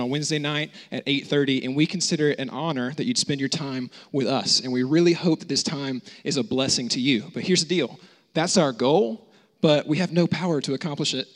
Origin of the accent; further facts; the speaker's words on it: United States; I grew up in the States